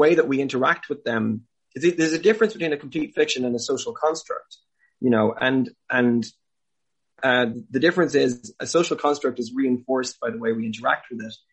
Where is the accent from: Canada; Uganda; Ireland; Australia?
Ireland; Clare, Munster; I grew up in Ireland. I grew up in Clare